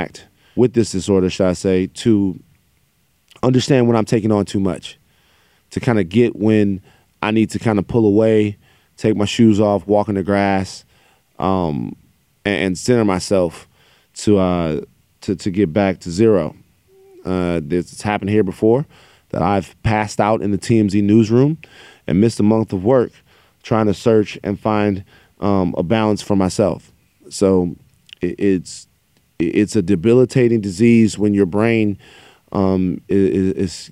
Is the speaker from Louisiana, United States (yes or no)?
yes; Baton Rouge, Louisiana, United States; I am from Baton Rouge, Louisiana